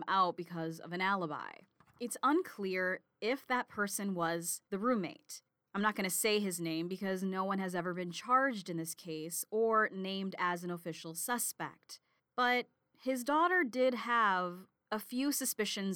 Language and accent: English; Stevens Point, Wisconsin, United States; Carson sits just a few miles west of Stevens Point in a small college town, my hometown actually